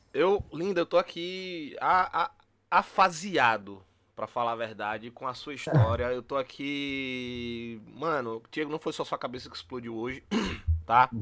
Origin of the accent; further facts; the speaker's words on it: interior of Bahia, Brazil; moved away; a gente é do interior da Bahia